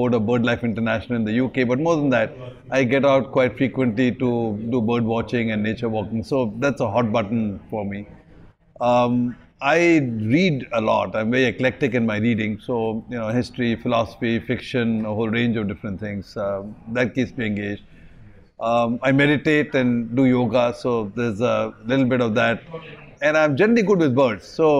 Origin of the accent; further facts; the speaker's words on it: Delhi, India; now in Singapore; when I grew up in Delhi, I spotted 175 species in my backyard